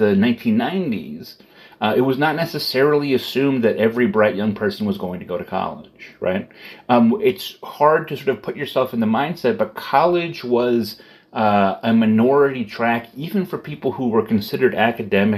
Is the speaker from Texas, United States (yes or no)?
no; Middletown, Connecticut, United States; In my hometown, Pratt & Whitney makes engines for jet planes